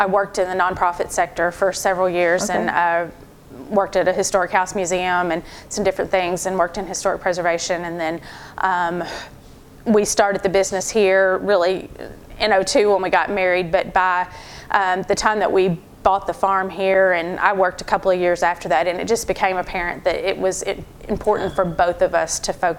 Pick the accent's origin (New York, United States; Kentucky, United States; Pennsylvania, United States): Kentucky, United States; Marion County; also born or lived in LaRue County; I grew up in Marion County, and so a little bit away from here.